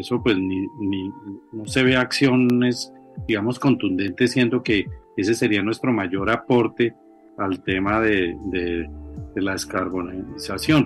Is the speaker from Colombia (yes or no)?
yes; Colombia; a todos los colombianos